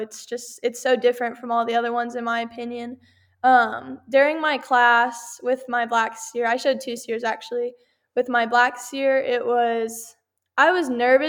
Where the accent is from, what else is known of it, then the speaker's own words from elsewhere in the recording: Texas, United States; I'm from Texas